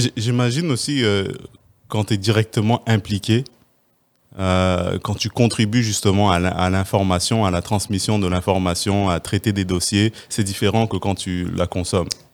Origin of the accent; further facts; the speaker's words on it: Quebec, Canada; on est chanceux en tant que Québécois